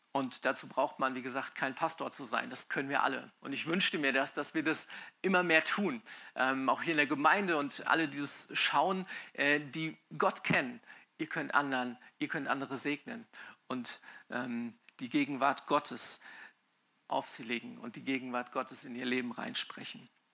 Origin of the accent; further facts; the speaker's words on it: Mainz, Rhineland-Palatinate, Germany; als Mainzer, also Mainz bin ich aufgewachsen, als Mainzer